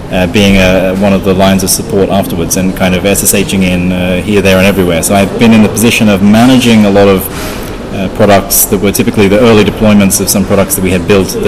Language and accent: English; Australia; moved away; So uh, I'm, I'm from Australia, um, but my, my voice probably doesn't sound that Australian because I've been away for about 15 years.